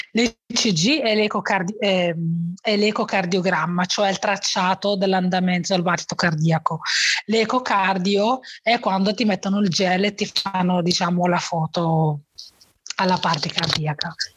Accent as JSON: {"language": "Italian", "country": "Morocco", "tie": "born or raised there", "moved": "yes", "lives_now": "Bergamo, Italy", "said": "sono nata in Marocco e ho, vita, ho, avuto un'infanzia semplice, come quella dei miei bambini, dei bambini del mio villaggio"}